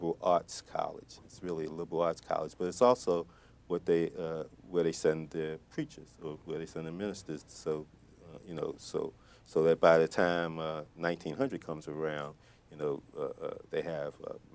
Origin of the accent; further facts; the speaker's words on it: Baltimore, Maryland, United States; moved away as an adult; also born or lived in Atlanta; I'm from Baltimore